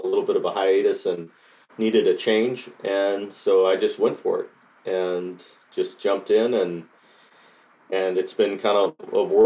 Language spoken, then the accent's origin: English; Costa Rica; now in Nashville, United States; I was born and raised in Costa Rica and moved to Nashville.